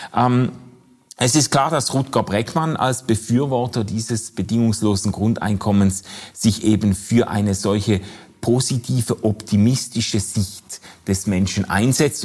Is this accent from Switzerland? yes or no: yes; Switzerland; bei uns in der Schweiz